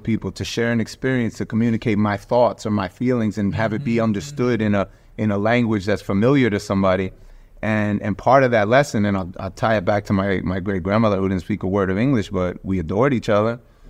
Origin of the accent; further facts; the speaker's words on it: United States; I'm actually American. Mm-hmm. I was born here.